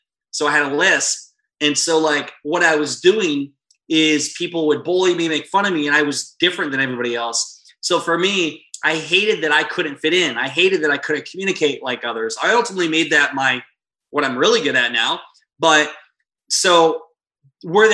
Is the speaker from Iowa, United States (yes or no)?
yes; Iowa, United States; moved away; I'm a kid from Iowa, small town.